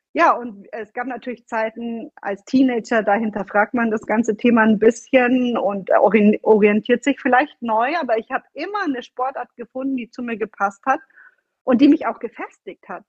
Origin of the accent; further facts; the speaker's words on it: Bavaria, Germany; moved away as an adult; also born or lived in Florence, Italy; now in Italy; ich bin eine gebürtige Bayerin, komme aus dem Süden Deutschlands